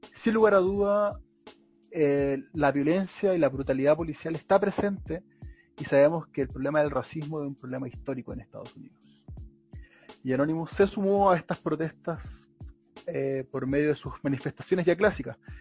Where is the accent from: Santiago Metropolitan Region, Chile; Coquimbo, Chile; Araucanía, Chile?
Santiago Metropolitan Region, Chile; Melipilla; una página melepillana de mi ciudad natal